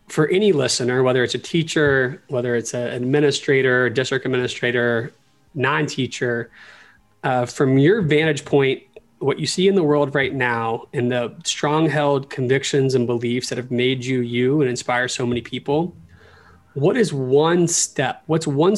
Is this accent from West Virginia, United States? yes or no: no; Orlando, Florida, United States; I was born in Orlando.